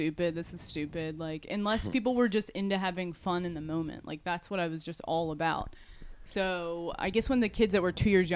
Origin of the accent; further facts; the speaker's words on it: Dover, Delaware, United States; moved away as an adult; also born or lived in the South; now in New Jersey, United States; I'm from Dover